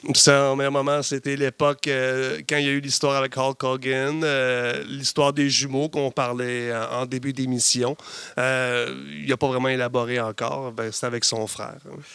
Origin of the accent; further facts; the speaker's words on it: Chibougamau, Quebec, Canada; je viens de Chibougamau